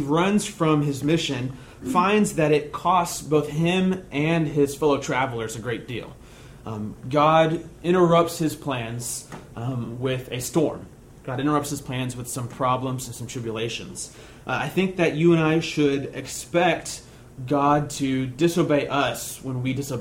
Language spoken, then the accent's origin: English; United States; being an American Christian